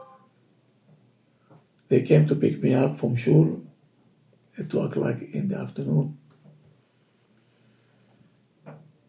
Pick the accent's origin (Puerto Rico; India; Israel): Israel; Tel Aviv, Tel Aviv District; moved away; Lived in the midst of the world of the Tumah, the Tel Aviv, two blocks away from the beach.